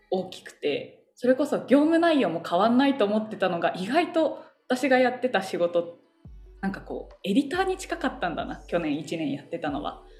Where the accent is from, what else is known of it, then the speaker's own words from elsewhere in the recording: Nerima, Tokyo, Japan; あの練馬区なんですが、うんうん、あの練馬区はですね名産が練馬大根